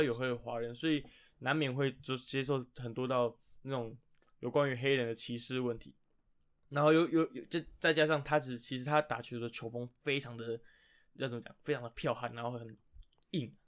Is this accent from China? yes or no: no; Taipei, Taiwan; 因为两位主持人都是死台北人，就从小在台北长大